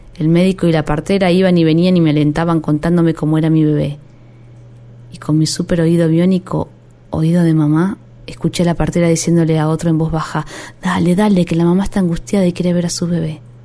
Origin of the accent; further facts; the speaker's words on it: Argentina; also born or lived in Haedo (Aedo); Crecí en Villa Luz aunque vivía en Aedo.